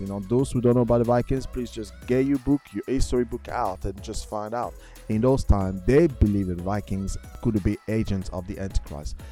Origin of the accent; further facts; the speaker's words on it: France; I remember growing up in France